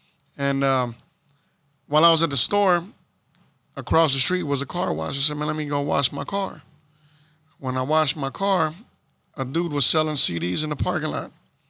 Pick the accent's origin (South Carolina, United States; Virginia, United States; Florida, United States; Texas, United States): Texas, United States; Houston; As a kid, I grew up in Magnolia, South Houston as well.